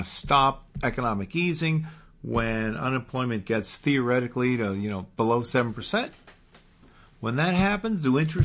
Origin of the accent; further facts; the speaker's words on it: Port Washington, New York, United States; I grew up in Port Washington.